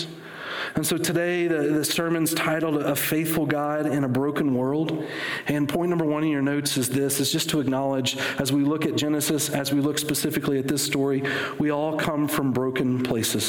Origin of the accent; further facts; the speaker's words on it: West Virginia, United States; I'm from West Virginia